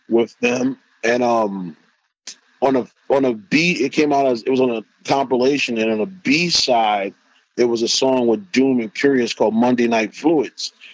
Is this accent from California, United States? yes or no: no; New York City, New York, United States; I'm from Corona, Queen